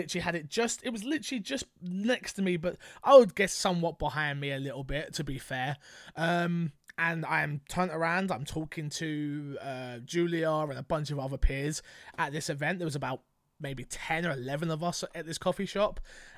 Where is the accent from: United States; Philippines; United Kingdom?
United Kingdom; London; I'm from London.